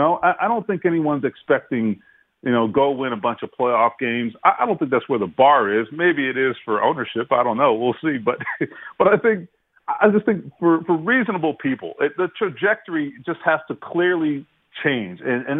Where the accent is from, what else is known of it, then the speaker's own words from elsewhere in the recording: Florida, United States; Listen, I grew up a Dolphins fan growing up in South Florida.